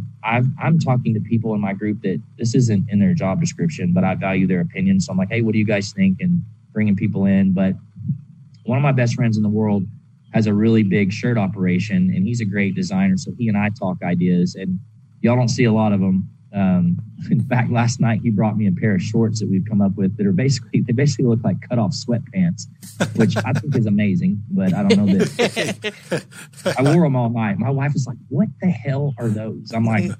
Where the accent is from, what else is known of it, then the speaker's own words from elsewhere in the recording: the South, United States; that's my roots of growing up in the South